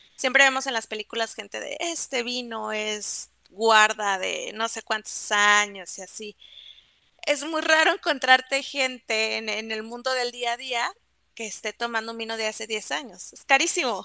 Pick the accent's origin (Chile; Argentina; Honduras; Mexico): Mexico; los mexicanos somos muy sommeliers